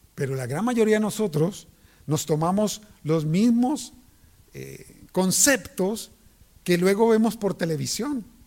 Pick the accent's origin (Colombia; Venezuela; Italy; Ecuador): Colombia; Cali, Valle del Cauca; moved away; en Colombia, en Cali, yo soy de Cali